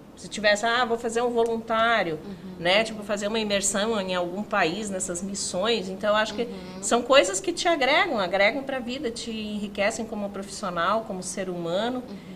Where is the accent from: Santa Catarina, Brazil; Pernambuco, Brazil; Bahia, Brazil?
Santa Catarina, Brazil; Canoinhas; moved away as an adult; now in Joinville, Brazil; sou nascida em Canoinhas